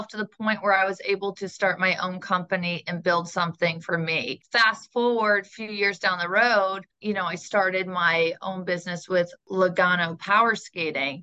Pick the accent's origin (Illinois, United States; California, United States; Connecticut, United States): Connecticut, United States; Middletown; now in Charlotte, United States; We grew up in Middletown, Connecticut